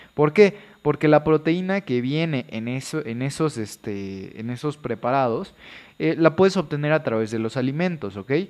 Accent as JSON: {"language": "Spanish", "region": "Veracruz", "country": "Mexico", "said": "soy de Veracruz"}